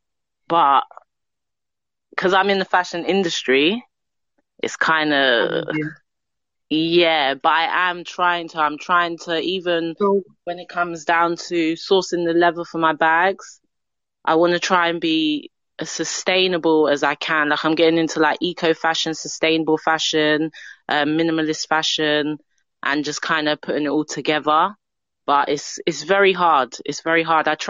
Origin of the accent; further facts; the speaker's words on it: London, United Kingdom; I'm from London. I'm from London.